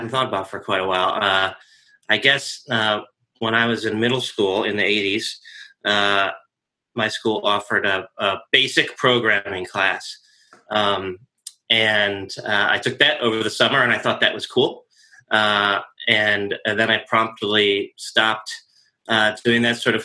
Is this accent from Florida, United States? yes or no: no; Rochester, New York, United States; moved away as an adult; now in Annandale, Virginia, United States; I am originally from Western New York, Rochester, New York, and I came to DC about 20 years ago